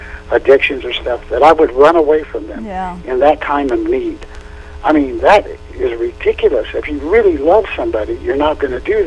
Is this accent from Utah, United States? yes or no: yes; Utah, United States; I've been around Mormons all my life. I grew up in Utah